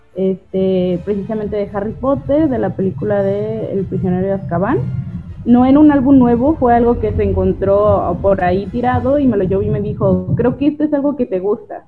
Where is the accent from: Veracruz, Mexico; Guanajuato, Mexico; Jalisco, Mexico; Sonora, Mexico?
Jalisco, Mexico; El Grillo; moved away as an adult; now in Colima, Mexico; yo soy originaria de El Grillo, Jalisco